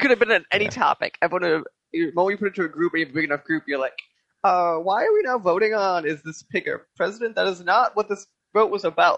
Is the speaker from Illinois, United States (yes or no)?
yes; Chicago, Illinois, United States; I grew up in Chicago